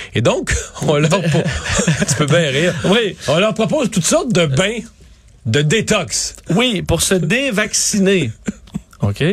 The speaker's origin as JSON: {"language": "French", "region": "Quebec", "country": "Canada", "said": "chez nous au Québec"}